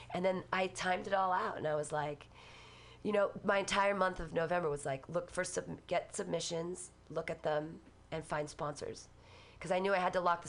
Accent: Danville, California, United States; also born or lived in Livermore, California; I grew up in Danville

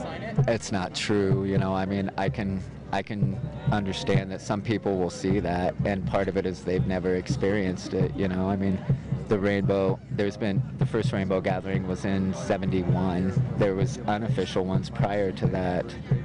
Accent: Indiana, United States; I'm from Indiana, so there's no mountains there, you know, and it's like this, there's no scenery there like this. I see cornfields every day

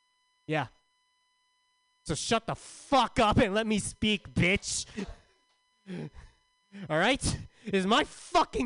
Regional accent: San Diego, California, United States; I'm from San Diego.

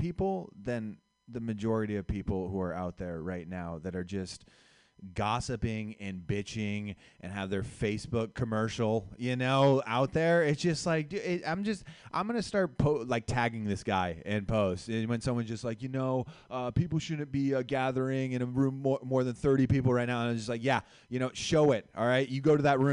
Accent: Los Gatos, California, United States; I grew up in Los Gatos

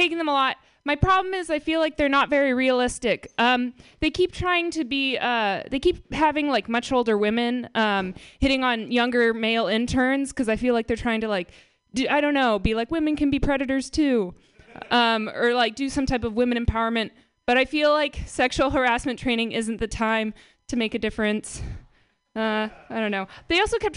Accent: Marin, California, United States; I'm from Marin

